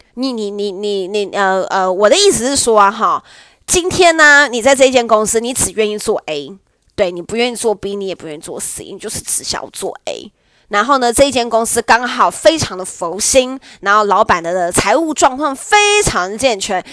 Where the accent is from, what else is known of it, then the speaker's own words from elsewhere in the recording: Nantou County, Taiwan; 我的家乡南投